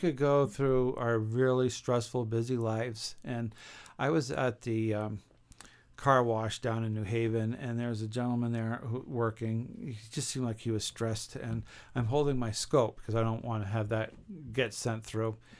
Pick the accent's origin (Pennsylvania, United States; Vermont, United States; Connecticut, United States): Vermont, United States; St. Johnsbury; my hometown of Saint Johnsbury, Vermont